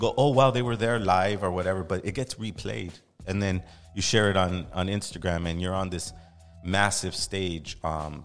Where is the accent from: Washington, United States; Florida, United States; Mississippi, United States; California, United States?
California, United States; we're native Californians